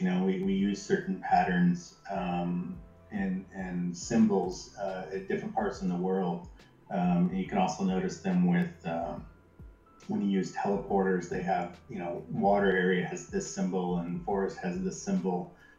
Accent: Jackson, Michigan, United States; my hometown, Jackson, Michigan

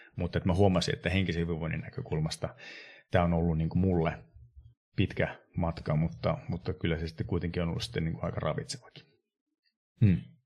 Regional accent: Sodankylä, Lapland, Finland; mä oon Sodankylästä kotoisin. Eli mä edustan niin Pohjois-Suomea ihan selkeästi tässä kuviossa.

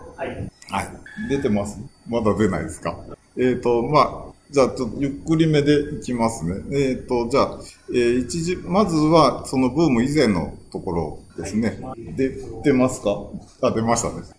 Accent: Shiga, Japan; now in Kanazawa, Japan; 生まれは千九百六十三年の滋賀県生まれで

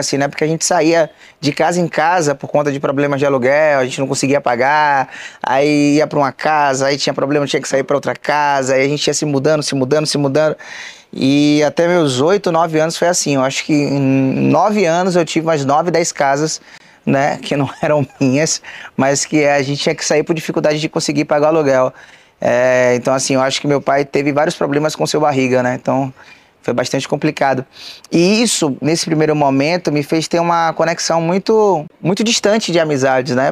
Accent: Salvador, Bahia, Brazil; Eu sou, sou um baiano, sou terapolitano, raiz

